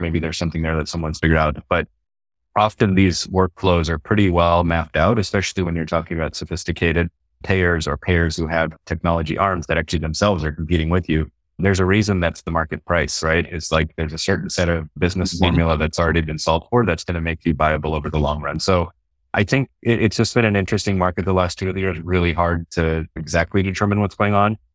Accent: Texas, United States; also born or lived in Houston, Texas / Austin, Texas; I grew up in Texas in a small town originally, and then family moved to uh, Houston later on

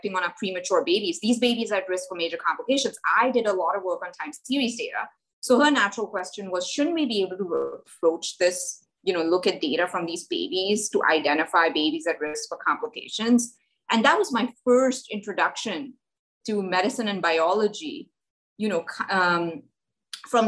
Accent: India; moved away; I grew up in India. I grew up in a tiny place in India.

